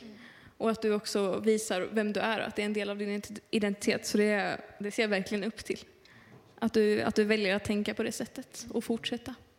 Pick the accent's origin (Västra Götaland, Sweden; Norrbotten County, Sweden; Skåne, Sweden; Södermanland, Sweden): Norrbotten County, Sweden; Luleå; jag kommer från Luleå